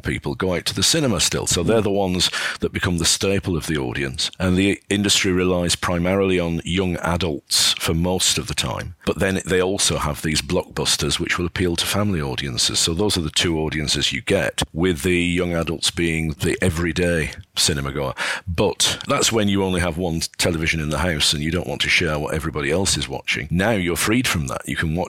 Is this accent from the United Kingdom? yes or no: yes; Burnley, North West England, United Kingdom; moved away; also born or lived in Edinburgh; the Odeon in my hometown, Burnley